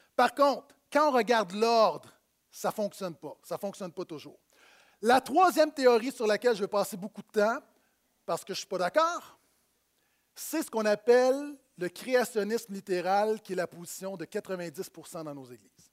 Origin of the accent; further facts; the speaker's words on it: Quebec, Canada; je viens d'ici, euh, mais mes ancêtres viennent de France.